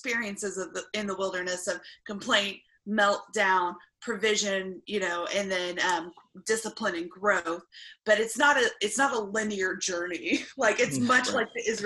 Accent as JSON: {"language": "English", "country": "United States", "said": "my privileges that I have been born into, being an American"}